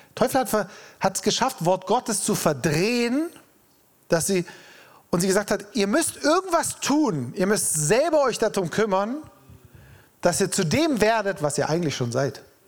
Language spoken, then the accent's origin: German; Freiburg, Baden-Württemberg, Germany; wir Freiburger